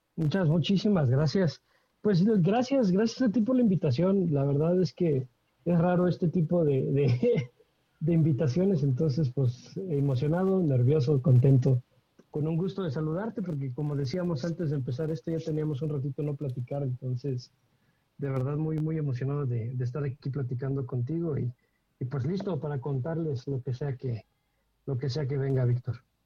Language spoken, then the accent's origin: Spanish; Querétaro, Mexico; soy queretano y queretano de generaciones, de muchas, muchas generaciones atrás. Entonces, queretano